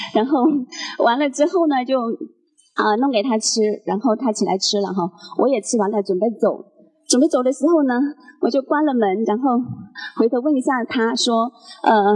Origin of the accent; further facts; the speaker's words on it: Guangdong, China; now in Guangzhou, China; 我是潮汕人